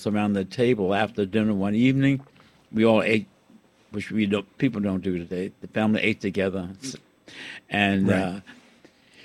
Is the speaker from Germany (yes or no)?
no; Richmond, Virginia, United States; I was born in 1929 in Richmond, Virginia